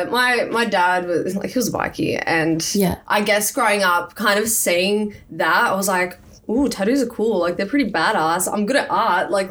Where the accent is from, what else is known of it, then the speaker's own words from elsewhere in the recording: Melbourne, Victoria, Australia; moved away as an adult; now in Gold Coast, Australia; I grew up in Melbourne